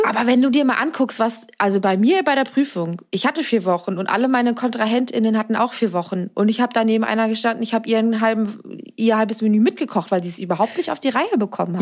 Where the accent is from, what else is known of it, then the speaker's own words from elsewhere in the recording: Mecklenburg-Vorpommern, Germany; moved away; also born or lived in Berlin; auch eigentlich vom Dorf mit neun Häusern aus Mecklenburg-Vorpommern